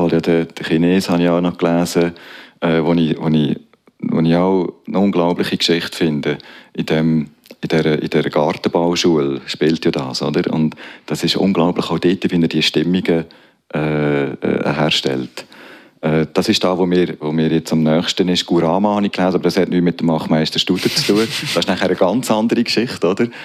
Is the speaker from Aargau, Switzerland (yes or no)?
yes; Zofingen District, Aargau, Switzerland; also born or lived in Strengelbach / Aarau; wir sind im Bezirk Zofingen aufgewachsen